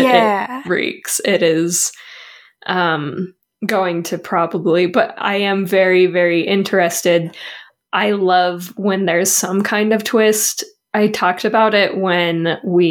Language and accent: English; United States; We're from America.